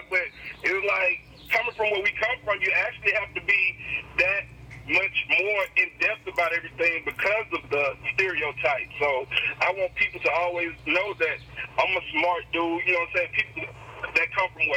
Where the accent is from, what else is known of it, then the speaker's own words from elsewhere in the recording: Columbus, Mississippi, United States; I'm from Columbus, Mississippi